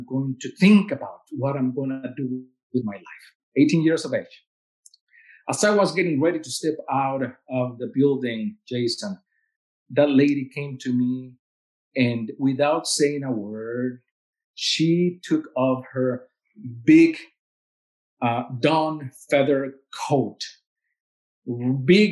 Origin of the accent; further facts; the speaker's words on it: Veracruz, Mexico; English is a second language; moved away as an adult; now in Lincoln, United States; my hometown of Veracruz